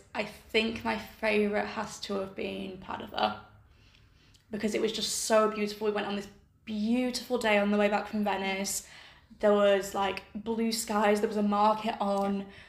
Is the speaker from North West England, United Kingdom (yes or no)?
yes; Accrington, North West England, United Kingdom; moved away as an adult; also born or lived in Durham; now in Modena, Italy; So it's either I say I'm from Accrington and then they're like, where? Or I say, oh, I'm from Accrington.